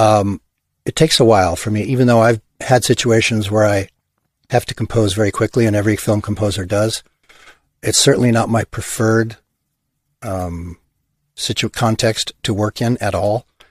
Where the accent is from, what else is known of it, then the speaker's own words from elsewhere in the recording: Hawthorne, California, United States; also born or lived in Los Angeles / Ojai; I grew up in Hawthorne, Gardena, Torrance, South Bay Area.